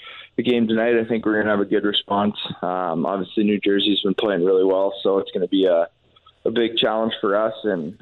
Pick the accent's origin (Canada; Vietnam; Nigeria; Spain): Canada; we're Canadian